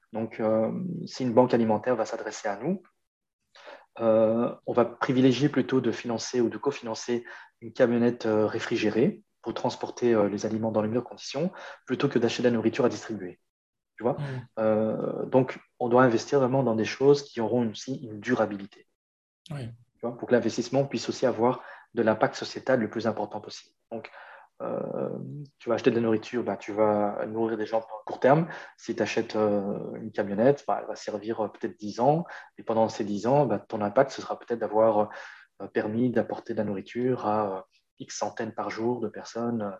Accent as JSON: {"language": "French", "town": "Brussels", "region": "Brussels-Capital Region", "country": "Belgium", "said": "chez nous à Bruxelles"}